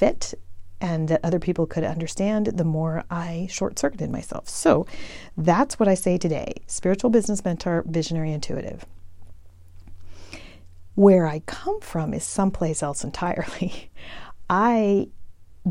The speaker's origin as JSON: {"language": "English", "town": "El Paso", "region": "Texas", "country": "United States", "tie": "born or raised there", "also_born_or_lived": "Georgetown, Texas", "moved": "as an adult", "said": "I grew up in El Paso, and I had really not ever left El Paso until I went to college"}